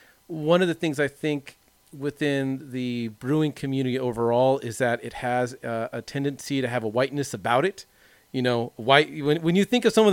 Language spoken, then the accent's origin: English; Long Beach, California, United States; growing up in the Long Beach area in the late 90s, I grew up in this very conservative white